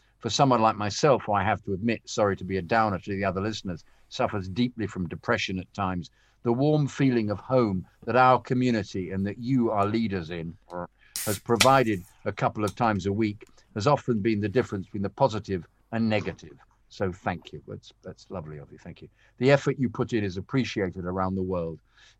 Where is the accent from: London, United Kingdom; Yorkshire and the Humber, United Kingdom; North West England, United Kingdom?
London, United Kingdom; now in California, United States; I grew up in London within walking distance of the club.